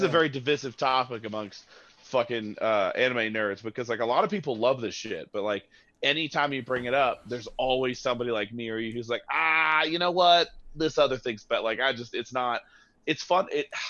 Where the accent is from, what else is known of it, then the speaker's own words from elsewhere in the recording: United States; I want big robot action, and maybe it's just because I'm an American.